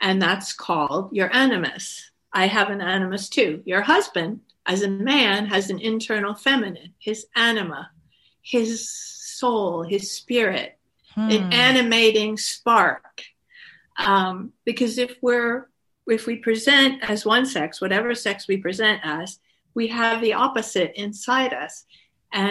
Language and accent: English; Woodstock, New York, United States; I grew up in Woodstock